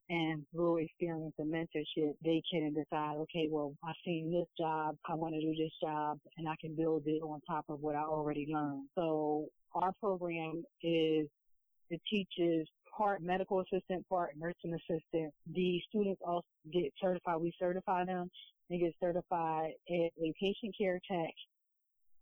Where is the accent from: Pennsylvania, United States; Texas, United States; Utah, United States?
Pennsylvania, United States; Philadelphia; growing up in Philadelphia, back in the 80s and 90s